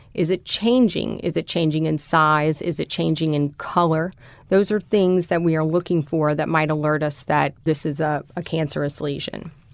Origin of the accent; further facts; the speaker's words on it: New Orleans, Louisiana, United States; I am a native New Orleanian